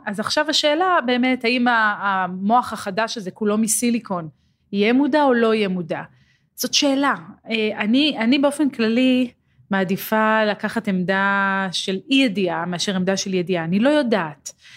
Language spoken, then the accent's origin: Hebrew; Israel